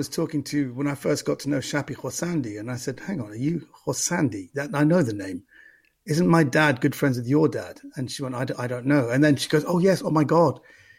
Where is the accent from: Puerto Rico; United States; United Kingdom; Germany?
United Kingdom; London; West London, yeah, exactly.